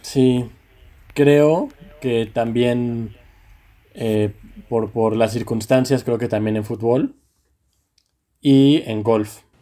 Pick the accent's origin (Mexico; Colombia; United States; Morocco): Mexico